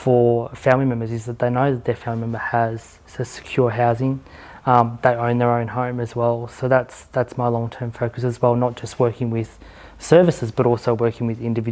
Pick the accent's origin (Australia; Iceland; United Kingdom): Australia; Victoria; I'm from Victoria